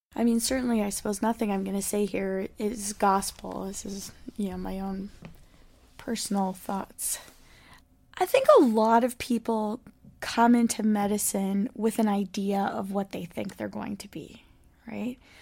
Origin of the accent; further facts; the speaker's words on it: Port Moody, British Columbia, Canada; also born or lived in Montreal; I grew up here in Vancouver, Port Moody